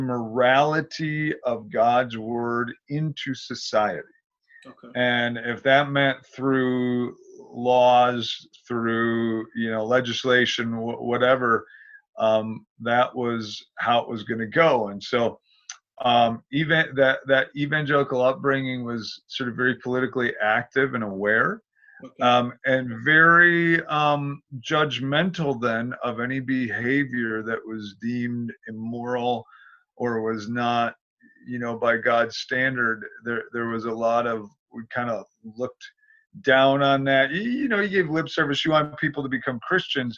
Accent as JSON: {"language": "English", "area": "the state where Milwaukee is", "region": "Wisconsin", "country": "United States", "tie": "born or raised there", "said": "we moved to Milwaukee, which is a big city in the state where we grew up"}